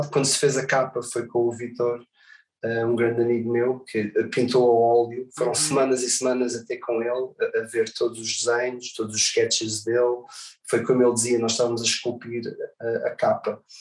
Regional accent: Portugal; toda a experiência que eu tive não, não é normal para ninguém, quanto mais vim de Portugal.

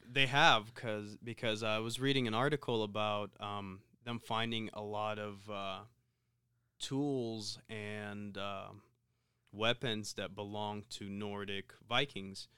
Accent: Ukraine; moved away; growing up in Ukraine, you essentially had to know both.

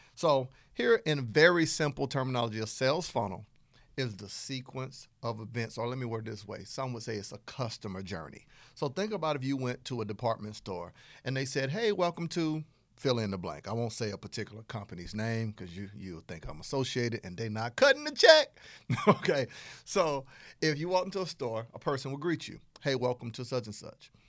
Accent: Southern United States, United States; accent: Southern; my Southern accent

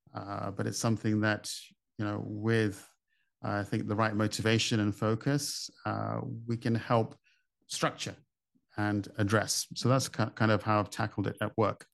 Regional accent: United Kingdom; now in Dubai, United Arab Emirates; I grew up in the U K, as you might guess from my accent

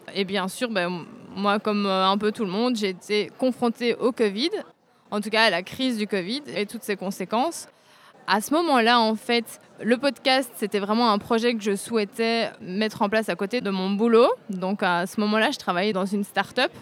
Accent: Braine-le-Comte, Wallonia, Belgium; Je suis de Braine-le-Comte en Belgique

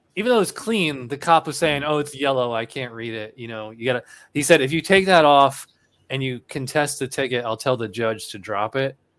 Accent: Albany, New York, United States; moved away as an adult; also born or lived in Illinois / Virginia; now in Florida, United States; I'm actually from Albany, New York, which is the state capital of New York.

